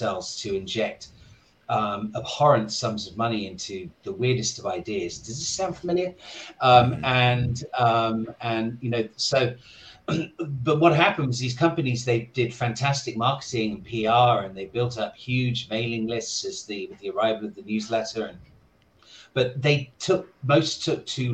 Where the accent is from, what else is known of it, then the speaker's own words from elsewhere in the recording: United Kingdom; moved away as an adult; also born or lived in New York; now in Hong Kong; I'm originally from the UK. I moved to Hong Kong 26 years ago.